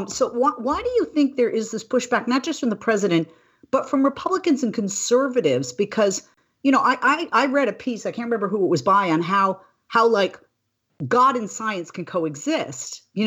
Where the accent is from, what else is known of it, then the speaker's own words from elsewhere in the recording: California, United States; because as a voter and as a Californian, as a resident, I think it was lip service.